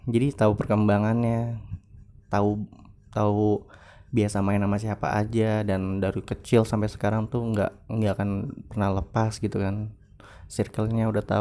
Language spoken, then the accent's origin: Indonesian; Jakarta, Indonesia; now in Bogor, Indonesia; Gua ini kan pindah ke Bogor 2010 gitu kan Gua uh, lahir dan besar di Jakarta Gua di uh, di Jakarta Timur tepatnya Kampung Makassar